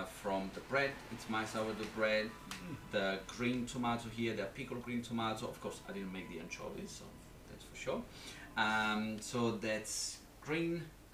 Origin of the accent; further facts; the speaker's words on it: Naples, Campania, Italy; moved away; where I'm from Naples